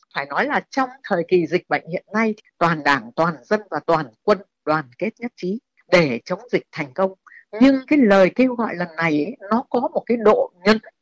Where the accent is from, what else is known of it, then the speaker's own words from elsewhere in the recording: Vietnam; mình là công dân Việt Nam